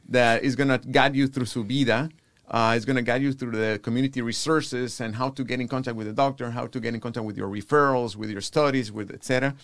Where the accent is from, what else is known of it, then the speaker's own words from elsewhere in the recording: Guatemala; now in Houston, United States; born and raised in Guatemala, Central America